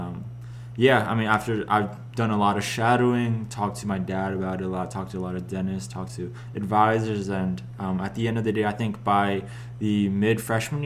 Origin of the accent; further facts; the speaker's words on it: Philadelphia, Pennsylvania, United States; moved away as an adult; now in Pittsburgh, United States; I'm from Philadelphia